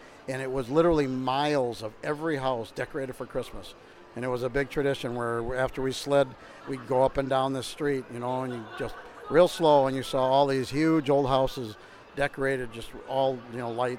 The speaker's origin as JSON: {"language": "English", "town": "Chicago", "region": "Illinois", "country": "United States", "tie": "born or raised there", "said": "Growing up in Chicago, I was probably four, five years old, and we lived in a third-story apartment building, and I remember riding my tricycle around the sidewalks of Chicago."}